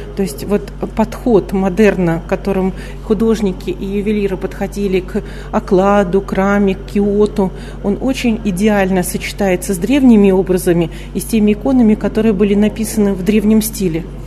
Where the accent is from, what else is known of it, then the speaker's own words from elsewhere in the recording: Moscow, Russia; я говорю как москвичка